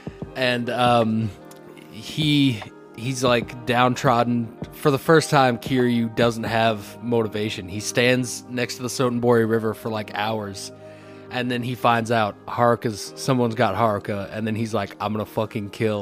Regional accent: Tennessee, United States; I grew up in Tennessee

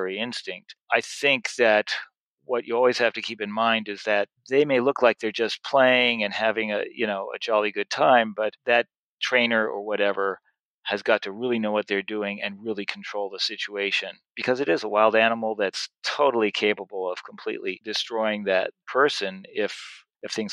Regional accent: New York City, New York, United States; I grew up in Washington Heights in New York City

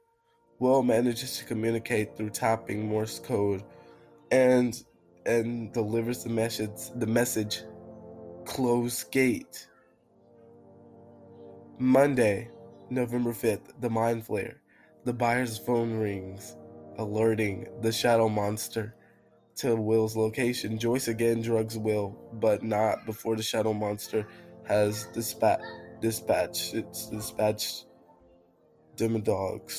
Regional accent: United Kingdom; I'm British.

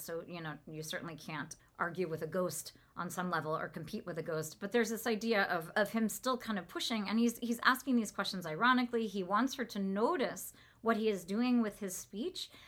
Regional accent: California, United States; I'm from California

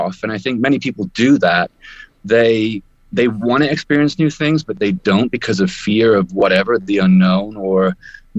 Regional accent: United Kingdom; moved away as an adult; I am a Brit originally, traveling the world

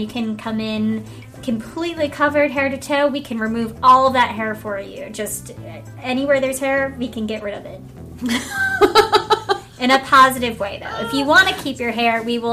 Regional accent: Virginia, United States; I am from Virginia

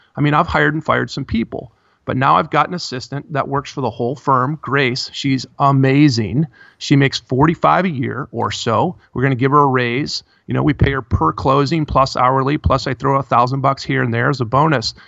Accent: Midwest, United States; I grew up in the Midwest.

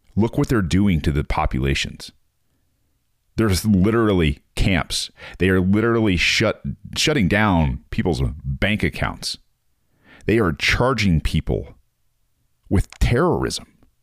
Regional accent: United States; being an American

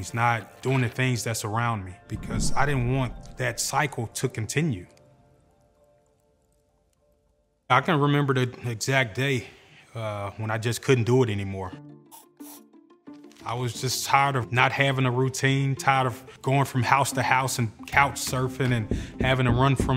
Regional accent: Memphis, Tennessee, United States; I grew up in Hurt Village

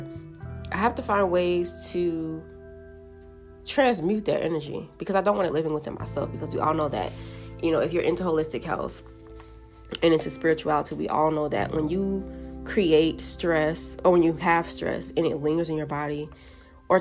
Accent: Jamaica; I'm Jamaican

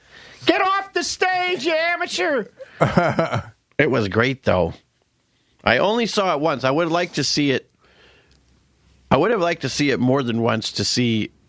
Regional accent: Pittsburgh, Pennsylvania, United States; Like, well, I grew up in Pittsburgh. And, you know, I always remember sitting around the dining room table with my dad.

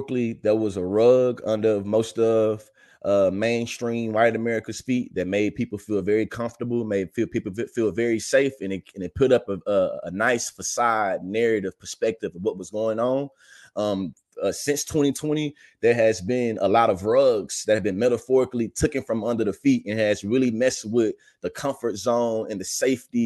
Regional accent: Texas, United States; moved away as an adult; now in Oklahoma, United States; I live in Oklahoma. I was born and raised in Texas

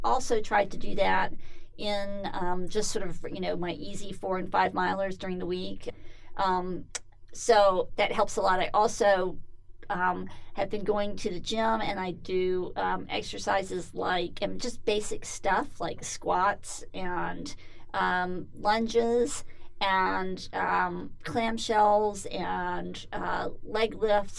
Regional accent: Atlanta, Georgia, United States; I grew up in Atlanta, Georgia, and it's hot and humid pretty much from March to November

